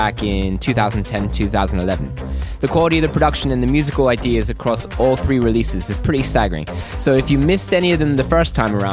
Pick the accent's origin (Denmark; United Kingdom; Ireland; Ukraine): United Kingdom; Growing up near London